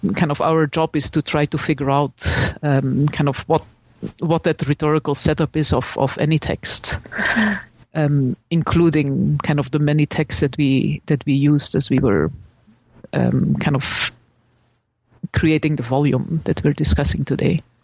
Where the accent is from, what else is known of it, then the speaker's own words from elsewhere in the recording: Belgium; I'm from Belgium, and I studied at the uh, University of Leuven